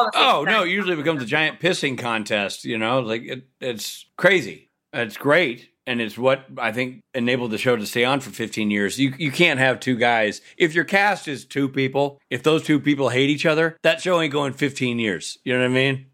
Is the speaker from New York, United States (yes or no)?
no; Nashville, Tennessee, United States; I'm from Nashville